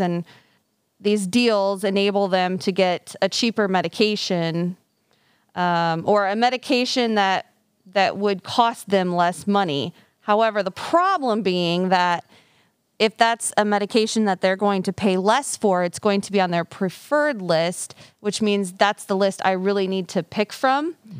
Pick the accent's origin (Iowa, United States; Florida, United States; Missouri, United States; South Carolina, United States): Iowa, United States; Fairfield; also born or lived in Des Moines, Iowa; now in Mount Pleasant, United States; I am born and raised in Fairfield, but I actually grew up on a farm.